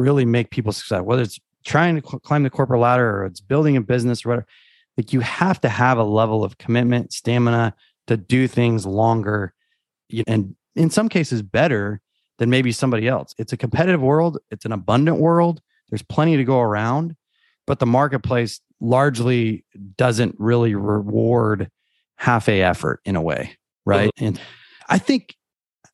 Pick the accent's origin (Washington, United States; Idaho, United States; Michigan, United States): Washington, United States; Eastern; moved away as an adult; now in Texas, United States; I grew up in Eastern Washington